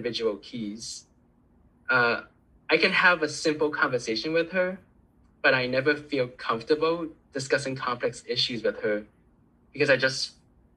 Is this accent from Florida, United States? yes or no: yes; South Florida, United States; first language Cantonese; English is a second language; Hispanic culture that I've seen growing up in South Florida